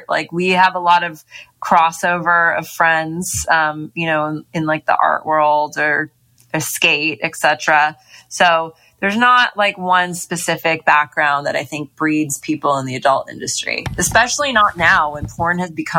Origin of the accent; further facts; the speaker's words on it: Hollywood, California, United States; growing up in Hollywood, the porn industry is here as well.